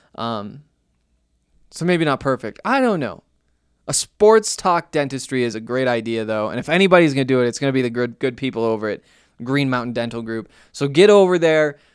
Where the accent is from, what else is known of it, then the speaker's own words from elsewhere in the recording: Montana, United States; I'm from Montana, went to the University of Montana